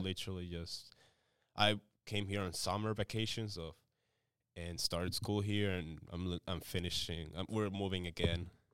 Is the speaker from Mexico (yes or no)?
yes; Mexico; also born or lived in Venezuela / Monterrey, Mexico; now in North Alabama, United States; I'm Venezuelan, but I was raised in Mexic, as a Mexican.